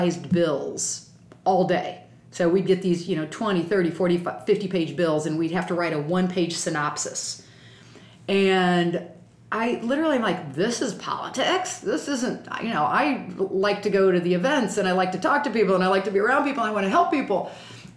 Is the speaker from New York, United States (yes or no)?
no; Springfield, Illinois, United States; we grew up in Springfield, my grandma and grandpa would stay with us when the legislature was in session